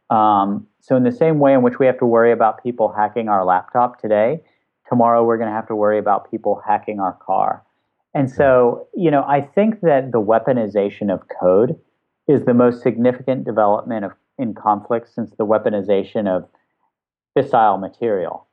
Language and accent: English; West Virginia, United States; where I grew up in West Virginia, working class West Virginia